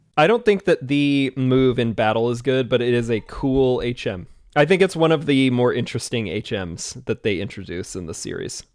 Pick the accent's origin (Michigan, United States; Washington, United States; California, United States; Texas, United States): Washington, United States; I'm from Washington